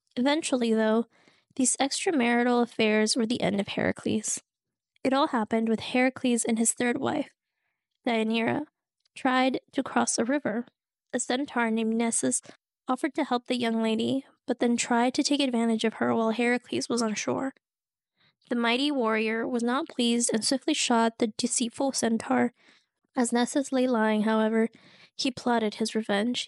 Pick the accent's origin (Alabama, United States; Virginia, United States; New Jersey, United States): Virginia, United States; I'm from Virginia